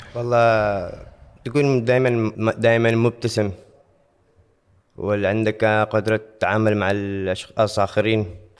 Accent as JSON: {"language": "Arabic", "country": "Oman", "said": "عندنا في عمان"}